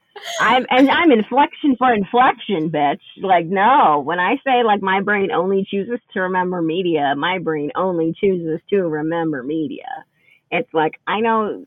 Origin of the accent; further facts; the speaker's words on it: New Jersey, United States; as someone who was growing up in New Jersey